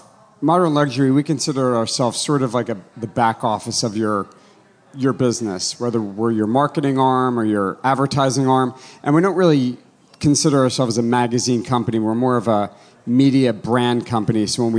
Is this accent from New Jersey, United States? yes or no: yes; New Jersey, United States; moved away as an adult; now in Los Angeles, United States; So I am a New Jersey native. I grew up on the East Coast. I moved out to LA in 1994, so half my life. I've been in Angeleno.